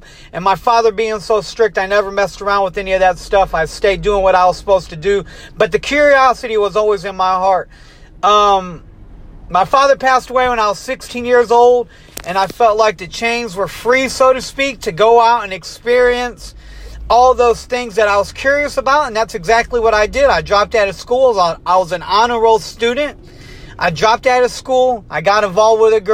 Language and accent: English; Detroit, Michigan, United States; also born or lived in Springfield, Ohio; I was born in Springfield, Ohio. I was raised in Detroit, Michigan